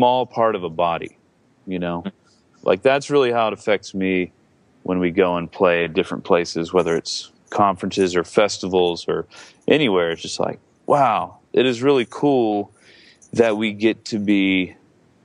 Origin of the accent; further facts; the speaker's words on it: Georgia, United States; now in Seattle, United States; I grew up in Georgia